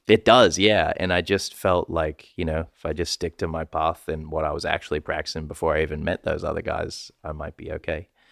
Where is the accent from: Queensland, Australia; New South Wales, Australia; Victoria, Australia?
New South Wales, Australia; Sydney; I'm from Western Sydney